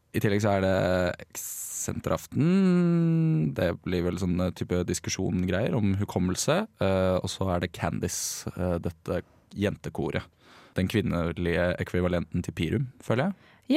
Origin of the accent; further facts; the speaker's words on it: Bærum, Akershus, Norway; moved away; min lokalavis hjemme i Bærumsland